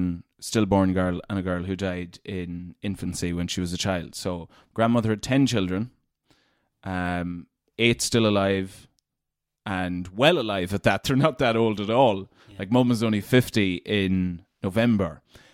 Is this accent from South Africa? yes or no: no; Glenade, Leitrim, Connacht, Ireland; In a place called Glen Aid in Leitrim.